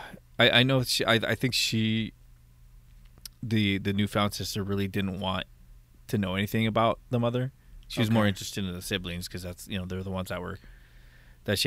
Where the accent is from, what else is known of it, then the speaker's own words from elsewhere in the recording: United States; I'm from Washington.